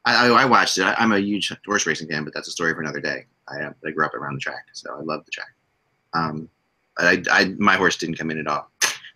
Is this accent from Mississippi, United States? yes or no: no; Cherry Hill, New Jersey, United States; we grew up in Cherry Hill, New Jersey